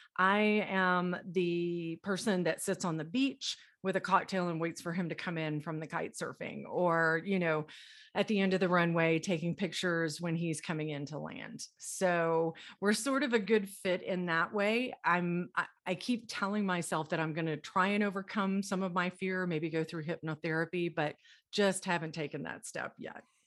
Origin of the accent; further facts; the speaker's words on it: Dallas, Texas, United States; now in Colorado, United States; I am originally from Dallas, Texas. I live in Colorado now, but I was born and raised in Dallas, Texas